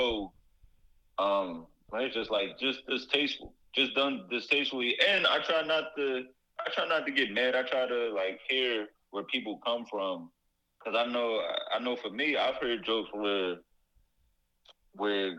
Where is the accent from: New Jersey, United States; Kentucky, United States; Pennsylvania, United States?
Pennsylvania, United States; Philadelphia; I'm a nigga from West Philly.